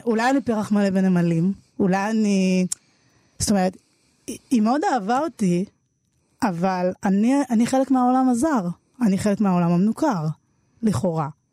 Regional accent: Jerusalem, Jerusalem District, Israel; also born or lived in Tel Aviv; ילדה שגדלה בירושלים

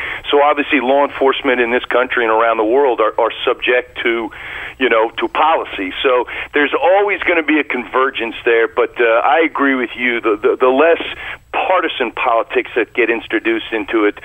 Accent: Deep South, United States; I grew up in the Deep South in the 1970s

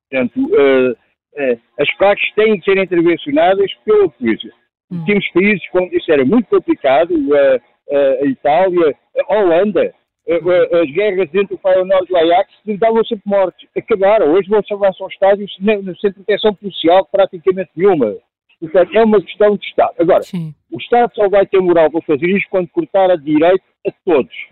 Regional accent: Lisbon, Portugal; also born or lived in Óbidos; Eu sou de em Óbidos, mas sou de Lisboa.

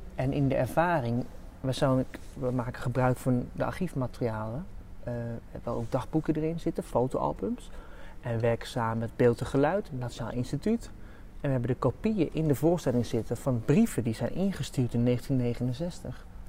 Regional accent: Amsterdam, North Holland, Netherlands; Ik kom uit Amsterdam

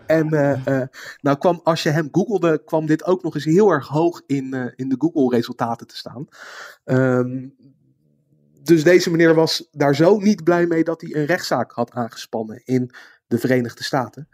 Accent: Netherlands; als Nederlander

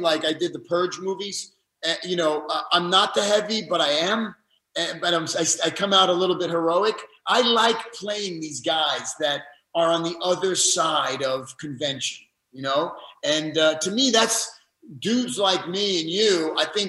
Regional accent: New York City, New York, United States; moved away as an adult; now in Los Angeles, United States; I'm a New Yorker. You know, I'm from the Bronx, and you know, I lived in New York my whole life

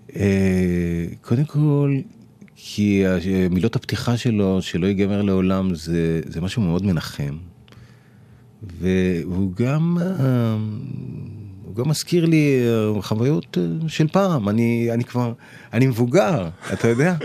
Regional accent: Givatayim, Tel Aviv District, Israel; בשכונת בורחוב בגבעתיים

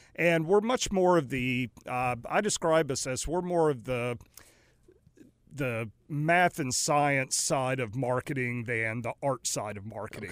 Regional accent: Raleigh, North Carolina, United States; also born or lived in New Orleans / Greenville, North Carolina / Greensboro, North Carolina; now in Mooresville, United States; I grew up in Raleigh, Durham

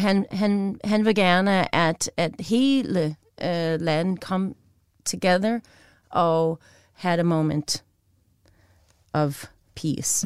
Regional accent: United States; Danish is a second language; moved away as an adult; now in Denmark; jeg er amerikaner, som bor i Danmark

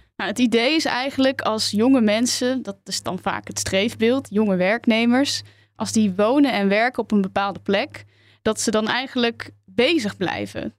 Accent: Tilburg, North Brabant, Netherlands; moved away; Ik kom er dus uit Tilburg

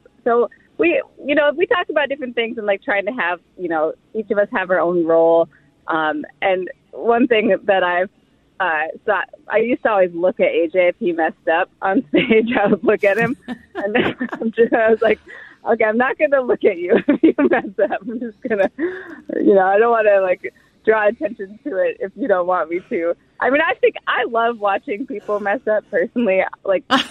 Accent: Midwest, United States; we are both from the Midwest

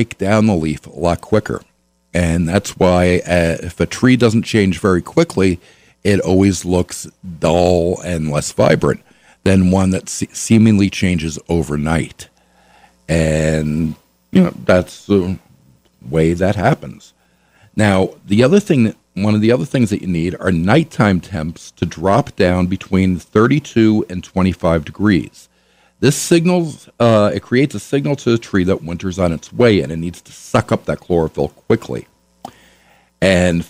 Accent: New York, United States; now in La Crosse, United States; I'm originally from New York.

